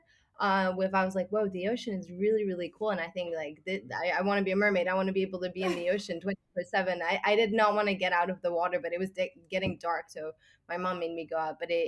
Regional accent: Singapore; also born or lived in Switzerland; I'm originally from Switzerland, but I moved to Singapore when I was 5, and I've lived here for almost 13 years

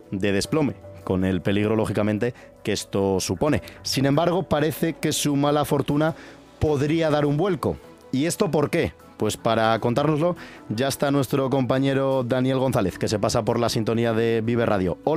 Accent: Valderas, Castile and León, Spain; el de mi pueblo, por ejemplo, el de Valderas

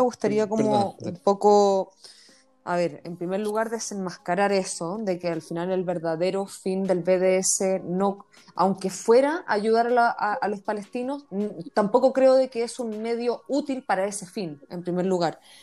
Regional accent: Chile; como judía chilena

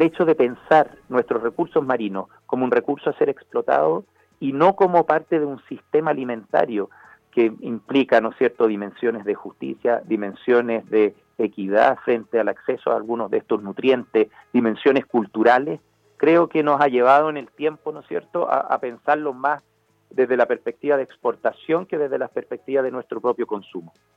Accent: Chile; como chilenos

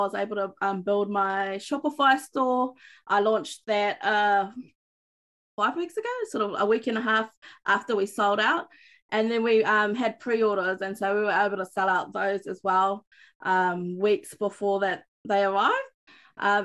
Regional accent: Auckland, New Zealand; moved away as an adult; now in Far North, New Zealand; I was fortunate to grow up in Te Reo Māori and Kura Kaupapa in Auckland, in the big city

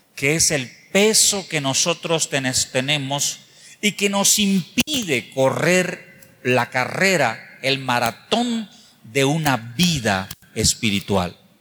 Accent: Mexico; nosotros como mexicanos

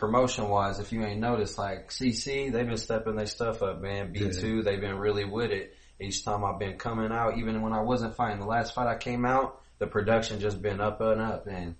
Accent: United States; the Ville, where it ain't safe. Just 3 hours from Chicago.

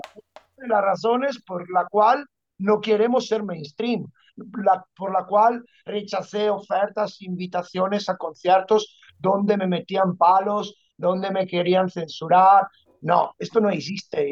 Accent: Padua, Veneto, Italy; Spanish is a second language; moved away as an adult; also born or lived in Ibiza; Yo, yo me crié en las gradas del Padua porque yo soy, de, soy de Padua

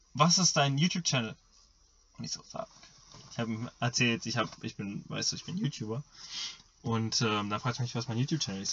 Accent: Germany; ich komme aus Deutschland

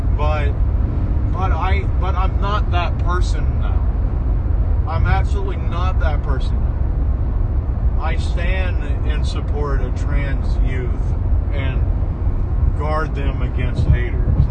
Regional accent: Southeast, United States; I grew up in the Southeast

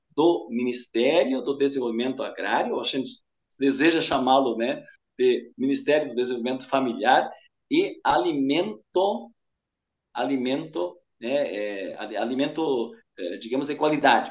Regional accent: Rio Grande do Sul, Brazil; Eu sou do Rio Grande do Sul

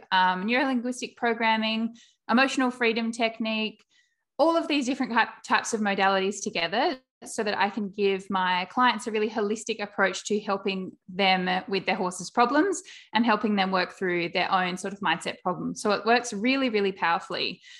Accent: South Australia, Australia; I am from South Australia

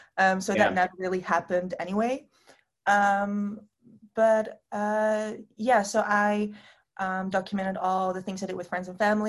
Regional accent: Netherlands; I'm from the Netherlands

